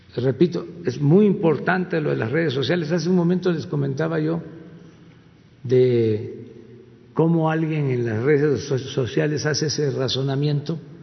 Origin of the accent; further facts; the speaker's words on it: Tepetitán, Tabasco, Mexico; now in Mexico City, Mexico; yo soy de Tepetitán